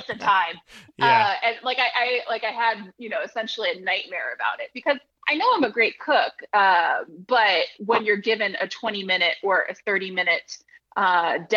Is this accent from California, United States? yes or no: yes; just outside of Napa Valley, California, United States; I grew up just outside of Napa Valley